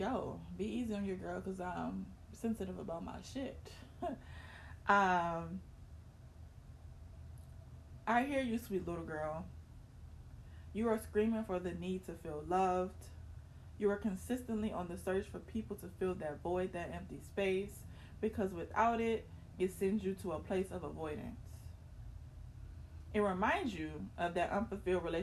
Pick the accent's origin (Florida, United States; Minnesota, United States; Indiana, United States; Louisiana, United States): Louisiana, United States; Baton Rouge; moved away; I visited my hometown, Baton Rouge, Louisiana